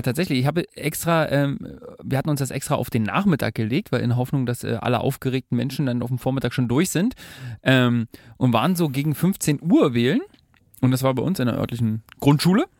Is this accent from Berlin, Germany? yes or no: yes; Berlin, Germany; wir Berliner